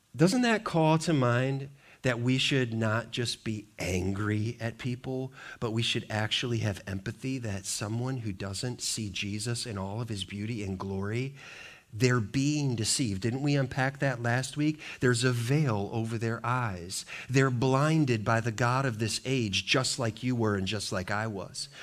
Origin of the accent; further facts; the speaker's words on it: Montana, United States; moved away; I grew up in Montana